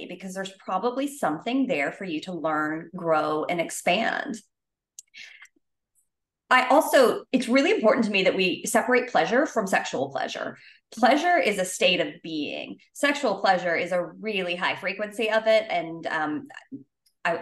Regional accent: the South, United States; I grew up in the South

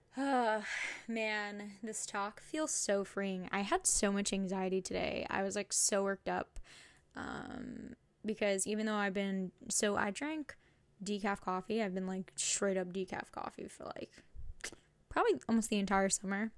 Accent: New Jersey, United States; moved away as an adult; now in Connecticut, United States; I'm from New Jersey, and this is my first time, like, moving out of state

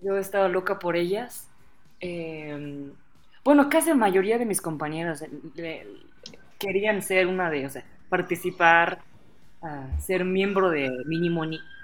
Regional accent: Osaka, Japan; Spanish is a second language; also born or lived in Puebla, Mexico; now in Mexico City, Mexico; yo soy originaria de la ciudad Osaka, que está en parte oeste

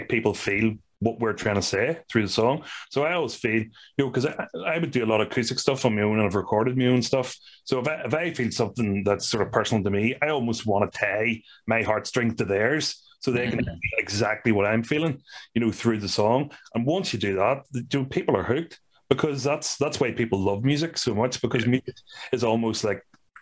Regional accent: Ireland; we are from Ireland

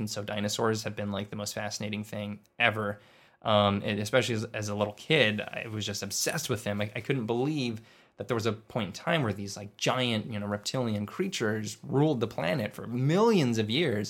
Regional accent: Inland Empire, California, United States; I was born in Lee, in the, uh, Inland Empire

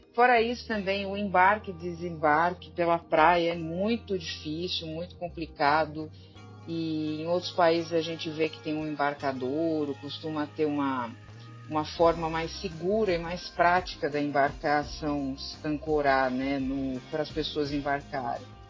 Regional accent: São Paulo, Brazil; now in Ceará, Brazil; como paulista quando vim morar aqui

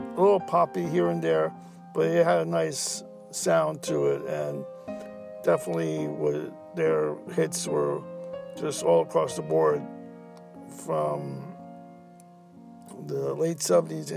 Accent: New York, United States; as a New Yorker

